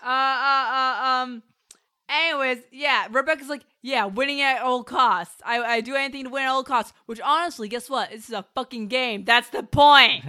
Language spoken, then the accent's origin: English; United States; I'm American.